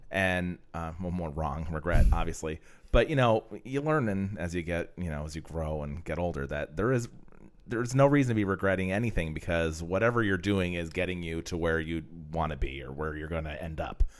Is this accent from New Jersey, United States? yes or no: no; Pennsylvania, United States; moved away; I'm from Pennsylvania